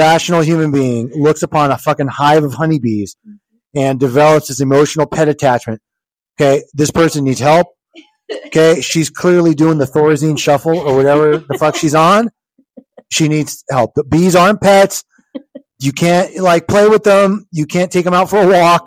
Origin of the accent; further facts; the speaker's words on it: New Jersey, United States; I was born in New Jersey